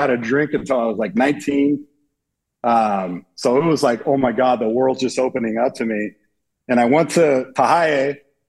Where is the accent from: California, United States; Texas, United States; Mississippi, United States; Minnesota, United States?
California, United States; San Diego; I was being from San Diego, right? We got good weather, beaches, sports, everything, good looking girls. We have it all there in Southern California.